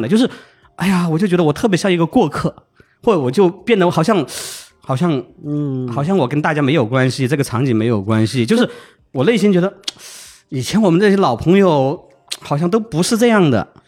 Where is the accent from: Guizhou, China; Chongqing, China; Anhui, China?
Chongqing, China; moved away as an adult; also born or lived in Shanghai / Beijing / United States; now in Xiamen, China; 我的家乡重庆